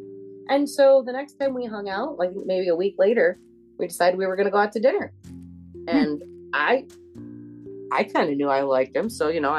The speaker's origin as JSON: {"language": "English", "region": "Michigan", "country": "United States", "tie": "born or raised there", "also_born_or_lived": "Colorado", "said": "people from my hometown where I was moved to when I was 6 years old."}